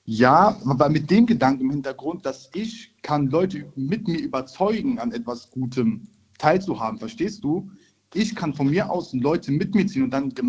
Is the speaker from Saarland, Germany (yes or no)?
no; Rhineland-Palatinate, Germany; Ähm, ich komme aus der Nähe Mainz